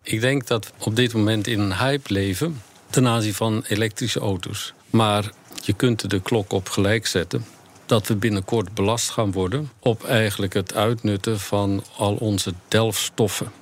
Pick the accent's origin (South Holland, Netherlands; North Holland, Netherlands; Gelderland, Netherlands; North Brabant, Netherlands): South Holland, Netherlands; near Rotterdam; ik kom uit de buurt van Rotterdam